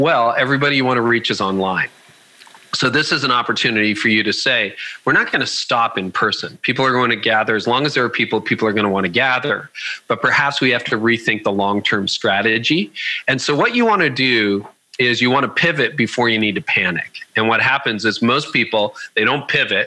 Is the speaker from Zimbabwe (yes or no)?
no; Canada; I'm Canadian